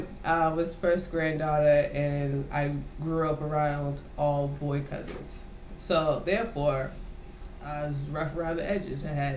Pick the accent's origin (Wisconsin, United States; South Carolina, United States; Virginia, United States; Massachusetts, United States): Massachusetts, United States; Lynn; also born or lived in Boston, Massachusetts; I'm from Boston, Massachusetts. I actually grew up in Lynn. People say Lynn, City of Sin.